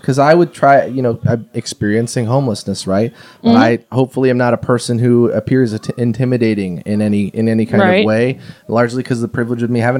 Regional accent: Japan; born there; Well, I was born in Japan. I have family over there, and I've visited several times.

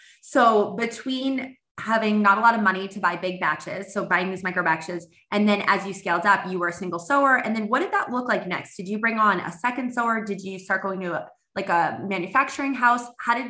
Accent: Boston, Massachusetts, United States; now in California, United States; I grew up in Boston. I live in California now, but I had somebody from home that knew a friend of mine

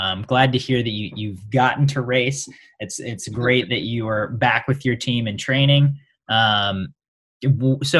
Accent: Midwest, United States; now in Texas, United States; I'm from the Midwest. I live in Texas now

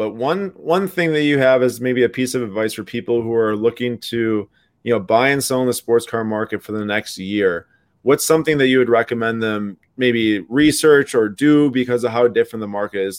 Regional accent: Milwaukee, Wisconsin, United States; we're from Milwaukee.

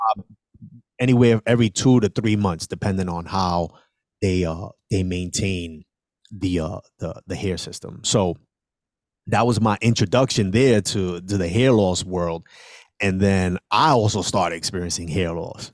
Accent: New York City, New York, United States; I am originally from the South Bronx. I was born and raised on a one hundred fifty-sixth Street

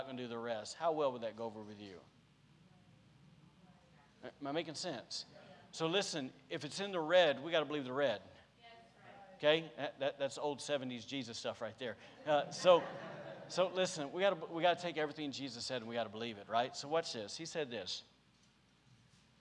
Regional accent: Podunk, Alabama, United States; now in Rockport, United States; I'm from Podunk, Alabama

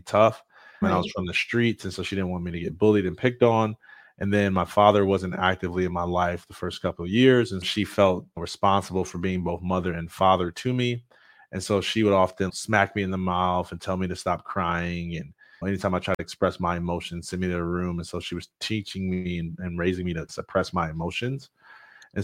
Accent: Jackson, Michigan, United States; I'm from Jackson, Michigan, and I was in accelerated learning classes growing up

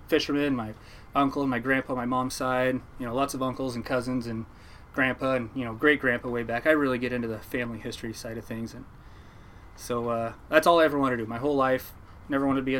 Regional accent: Newport, Oregon, United States; I was born in Newport, Oregon, 1986.

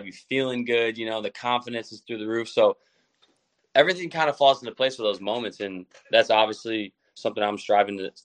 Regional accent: Midwest, United States; now in Cleveland, United States; I'm from the Midwest, but I'm not from Cleveland

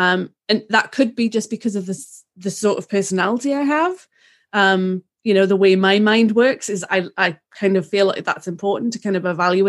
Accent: England, United Kingdom; literally, I'm the English cousin of the Kardashians.

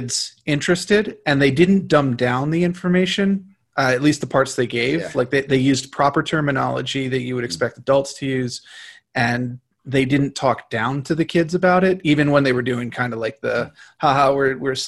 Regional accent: United States; as an American

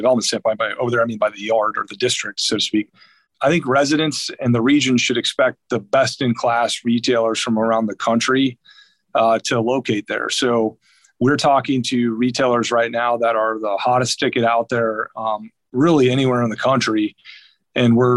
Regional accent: Lisbon, North Dakota, United States; now in Fishers, United States; I actually grew up about as remote as they come. Grew up outside of a little town called Lisbon, North Dakota.

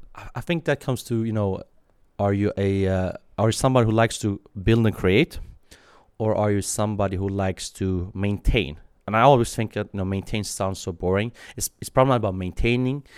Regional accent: Sweden; also born or lived in Iran / Kurdistan, Iraq; I was born in Iran, uh, literally on the way to Sweden.

